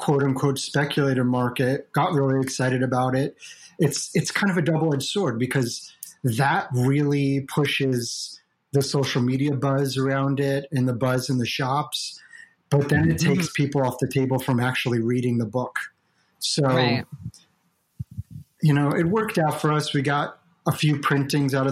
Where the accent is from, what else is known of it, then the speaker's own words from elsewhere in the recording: Ohio, United States; my library in my small town where I grew up in Ohio